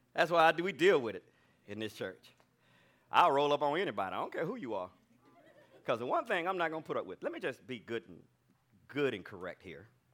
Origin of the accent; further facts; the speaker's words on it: Alabama, United States; I'm from Alabama. I'm a good old country boy